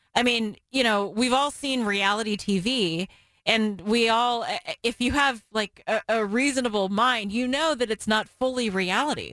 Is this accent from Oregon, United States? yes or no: yes; Portland, Oregon, United States; we all growing up in the Portland area knew the words to those songs